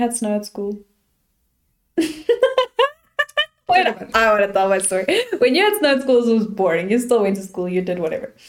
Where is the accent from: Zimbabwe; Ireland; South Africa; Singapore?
South Africa; I'm from South Africa